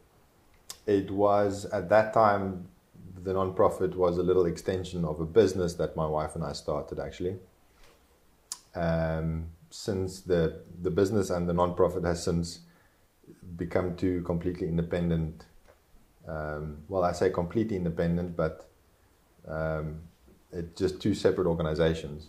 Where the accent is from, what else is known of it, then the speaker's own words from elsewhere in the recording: South Africa; first language Afrikaans; English is a second language; I am South African.